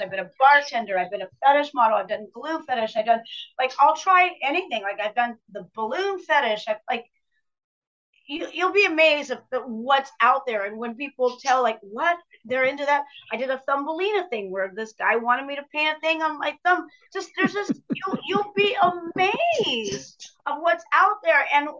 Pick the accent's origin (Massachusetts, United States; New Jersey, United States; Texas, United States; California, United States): California, United States; Pomona; I was born in Pomona, California